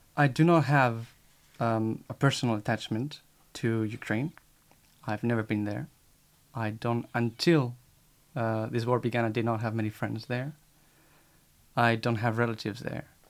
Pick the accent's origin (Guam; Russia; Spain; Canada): Spain; now in Paris, France; I am from Spain, 23 years old